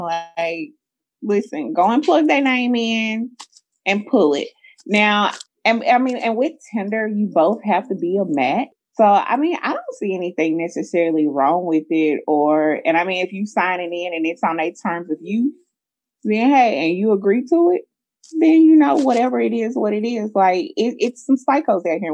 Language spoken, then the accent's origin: English; the South, United States; I'm from the South too